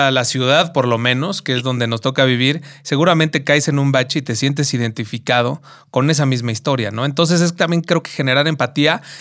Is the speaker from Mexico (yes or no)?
yes; Mexico; es porque soy mexicano y porque mis raíces y lo que me constituye me dio la oportunidad de poderme ir y, tener una experiencia diferente.